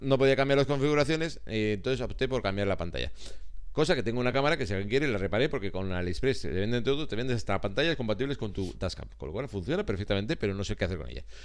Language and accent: Spanish; Basque Country, Spain; somos vascos, solo somos vascos